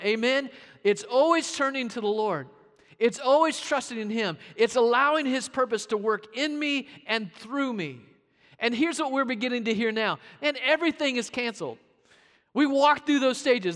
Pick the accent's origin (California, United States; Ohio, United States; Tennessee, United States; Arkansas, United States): Arkansas, United States; Growing up in Arkansas